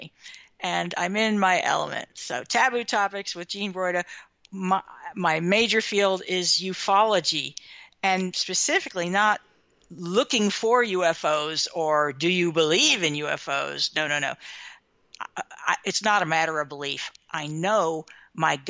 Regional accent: Midwestern America, United States; growing up in Midwestern America in the 1960s.

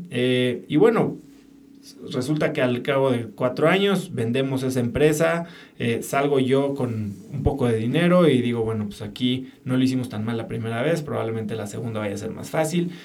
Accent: Mexico City, Mexico; yo nací en la Ciudad de México, crecí, viví ahí

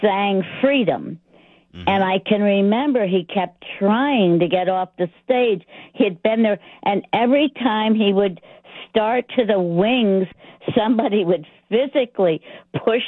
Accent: Woodstock, United States; I'm from Woodstock.

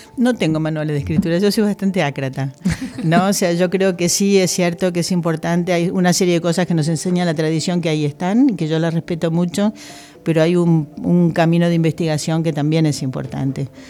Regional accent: Argentina; now in Spain

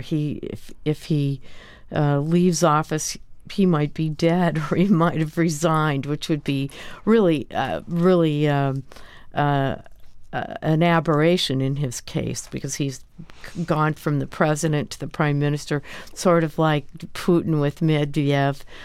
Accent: United States; as an American

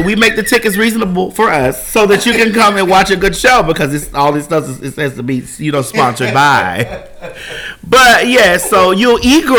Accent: Florida, United States; I'm from Florida, bitch.

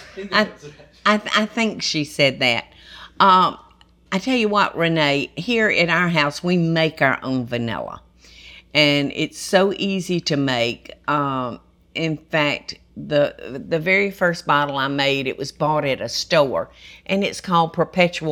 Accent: Georgia, United States; I've spent 72 years in this state, y'all, which is my whole life

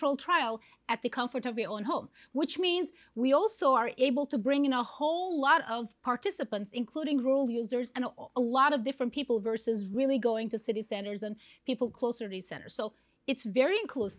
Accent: Istanbul, Turkey; now in San Diego, United States; I'm from Istanbul, Turkey, originally.

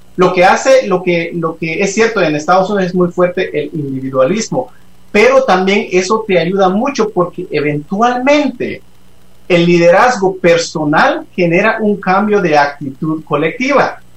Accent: Guatemala; moved away; yo me fui de Guatemala no porque Guatemala me expulsó, fueron las circunstancias, las que habían, las que me, me, me, me hicieron ir pero como cualquier guatemalteco yo amo a este país

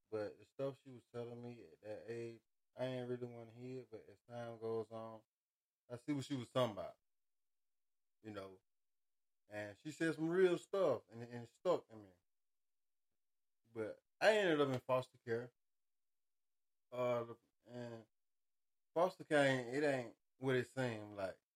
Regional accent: Montgomery, Alabama, United States; moved away; I say I'm from Montgomery.

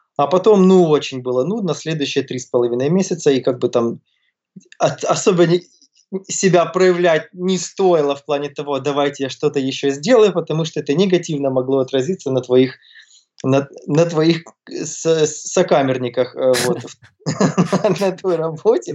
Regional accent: Kyiv, Ukraine; moved away as an adult; also born or lived in Toronto, Canada; Родился, вырос я в Киеве, я местный, вот, живу там же, где я и вырос, вот сейчас живу.

